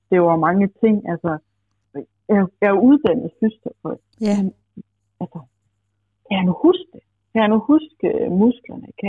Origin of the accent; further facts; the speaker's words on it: Bornholm, Capital Region of Denmark, Denmark; moved away; jeg flyttede tilbage fra Bornholm det hvor jeg sådan oprindeligt kommer fra.